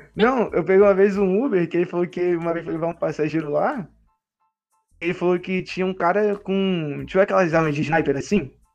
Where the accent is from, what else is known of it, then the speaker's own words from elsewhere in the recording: Rio de Janeiro, Brazil; eu sou carioca, mas eu conheço o Rio